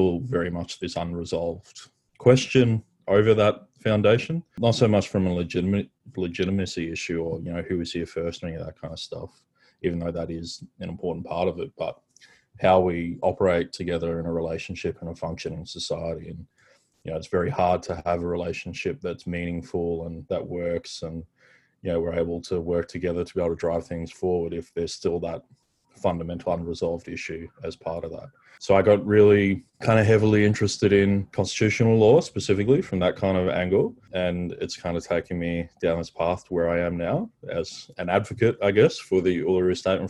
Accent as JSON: {"language": "English", "country": "Australia", "said": "we are the Australian people"}